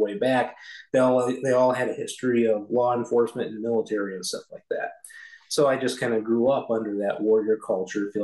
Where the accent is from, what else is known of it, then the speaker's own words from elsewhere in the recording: Michigan, United States; I was born in Michigan, and my family was always very we were always a Christian home. Didn't always have a church for most of my growing up years